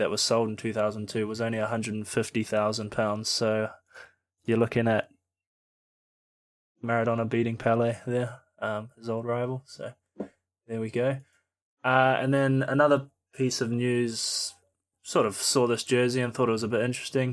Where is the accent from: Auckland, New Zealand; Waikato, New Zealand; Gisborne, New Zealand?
Auckland, New Zealand; now in Australia; being a Kiwi